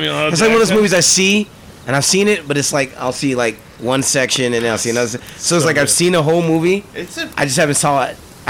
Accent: St. Louis, Missouri, United States; also born or lived in Los Angeles, United States; now in Iowa, United States; I'm from the South, so Southish. So like St. Louis, I guess you can count as like the middle of the map.

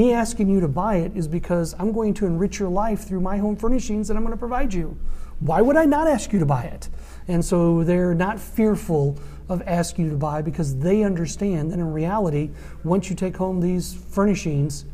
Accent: St. Louis, Missouri, United States; moved away as an adult; also born or lived in Columbia, Missouri / Jackson, Mississippi; I was from St. Louis

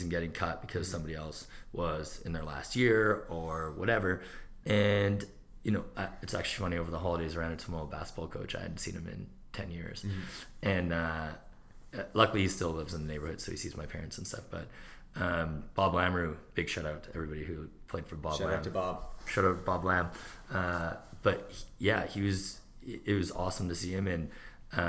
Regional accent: Edmonton, Alberta, Canada; also born or lived in Sherwood Park; growing up in Edmonton and then moving to Sherwood Park for junior high and high school

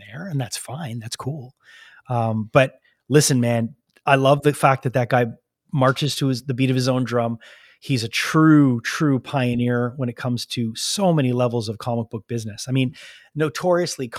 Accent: Canada; as a Canadian

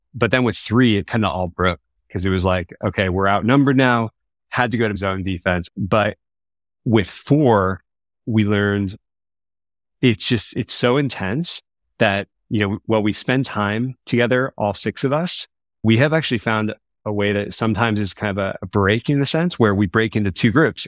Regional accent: Lafayette, California, United States; also born or lived in Sacramento / Los Angeles; I grew up in a town called Lafayette, small town here in the East Bay

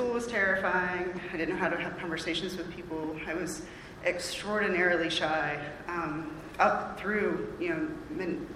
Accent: Raleigh, North Carolina, United States; I'm from Raleigh. I grew up around here

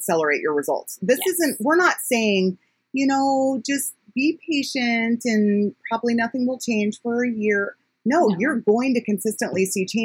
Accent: United States; as an American

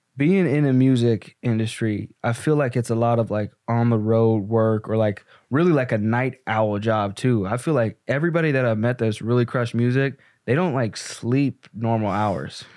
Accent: Pittsburgh, Pennsylvania, United States; also born or lived in the South; now in Chicago, United States; I grew up in Pittsburgh with my mom

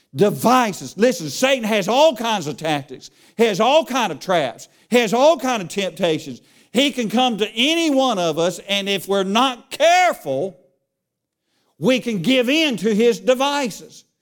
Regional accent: Charlotte, North Carolina, United States; I grew up in Charlotte

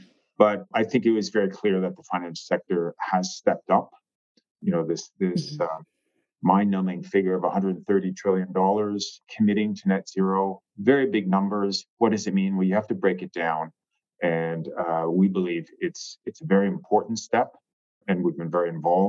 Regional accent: Canada; I'm Canadian

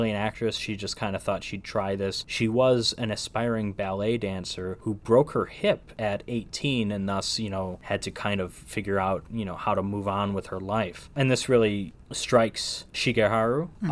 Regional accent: United States; as an American

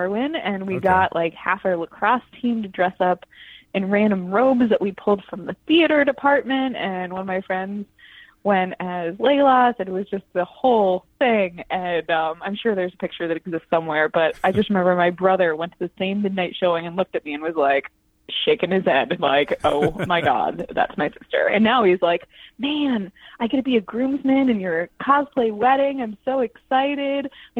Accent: Washington, D.C. area, United States; So I grew up just outside D.C. My family's always been from D.C. as long as D.C. was D.C.

